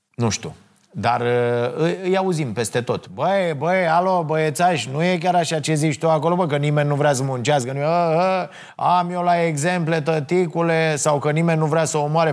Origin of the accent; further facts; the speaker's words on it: Romania; mândru că sunt român